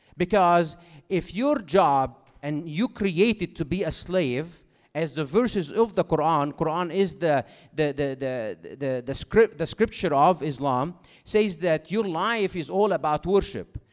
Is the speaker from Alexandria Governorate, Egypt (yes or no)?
no; Cairo, Cairo Governorate, Egypt; English is a second language; moved away as an adult; now in United States; I do have an accent, as you can, uh, recognize by now, because I'm from Cairo, Egypt originally, even though I have been in America for, uh, almost thirteen years now